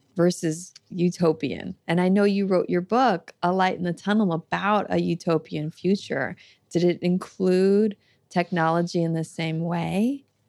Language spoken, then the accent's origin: English; Florida, United States; I grew up in Florida and went to public school there